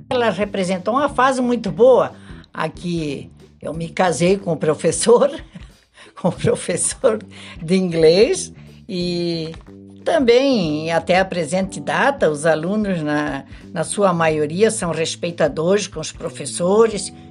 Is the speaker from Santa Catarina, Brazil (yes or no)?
yes; Major Gercino, Santa Catarina, Brazil; moved away as an adult; also born or lived in Florianópolis / Abelardo Luz / Leoberto Leal; na minha terra natal, Boateburgo, Major Gersino